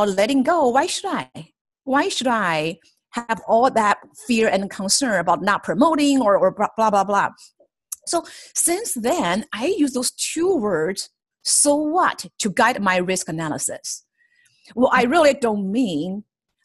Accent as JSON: {"language": "English", "country": "China", "tie": "born or raised there", "moved": "as an adult", "lives_now": "United States", "said": "I grew up in China and have spent half of my life there"}